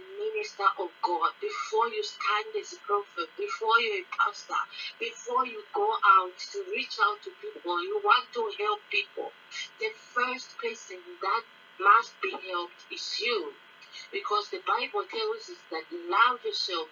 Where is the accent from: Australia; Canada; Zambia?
Zambia; now in Pretoria, South Africa; from Pretoria, South Africa, and originally Zambia